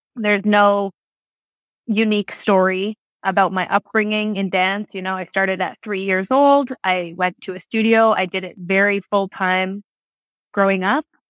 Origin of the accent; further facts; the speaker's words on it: Barrie, Ontario, Canada; now in Toronto, Canada; I grew up in Barrie.